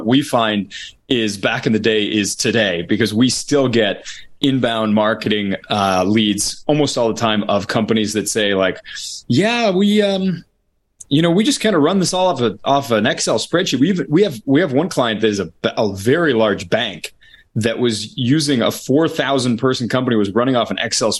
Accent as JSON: {"language": "English", "country": "United States", "accent": "American", "moved": "as an adult", "lives_now": "Barcelona, Spain", "said": "based on my accent, I am an American, but I live in Barcelona."}